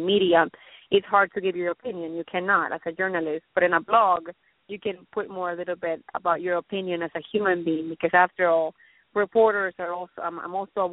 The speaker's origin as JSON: {"language": "English", "country": "Colombia", "moved": "yes", "lives_now": "Los Angeles, United States", "said": "I'm from Colombia"}